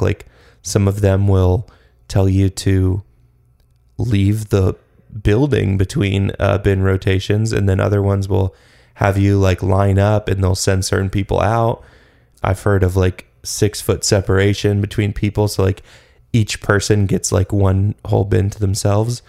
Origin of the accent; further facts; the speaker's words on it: Atlanta, Georgia, United States; moved away; when I was growing up in Atlanta